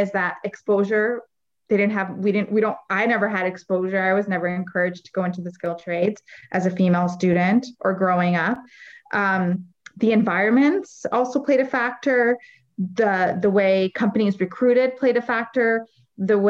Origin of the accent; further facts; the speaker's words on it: Windsor, Ontario, Canada; also born or lived in Lebanon; I'm from Windsor, Ontario, and we have a huge manufacturing sector.